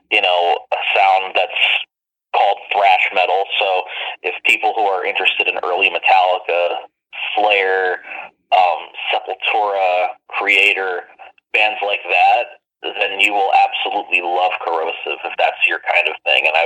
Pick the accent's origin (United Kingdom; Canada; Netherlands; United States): Canada; Mississauga, Ontario; also born or lived in Toronto; initially born in Toronto, but have lived in Mississauga for 19 years now.